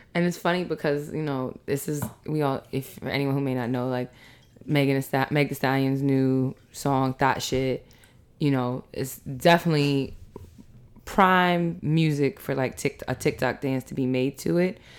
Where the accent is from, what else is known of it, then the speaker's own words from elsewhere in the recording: New York City, New York, United States; also born or lived in Harlem; I lived in Queens from one to eighteen